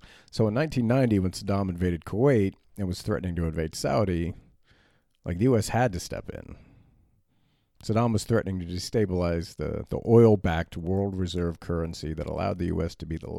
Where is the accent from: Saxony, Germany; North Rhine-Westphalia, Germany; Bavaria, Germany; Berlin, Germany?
Berlin, Germany; I grew up in Berlin in the 80s and 90s, and filling the tank in like your sedan